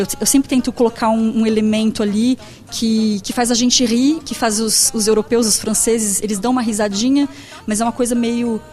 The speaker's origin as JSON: {"language": "Portuguese", "country": "Brazil", "said": "como brasileira, como fotógrafa, como artista"}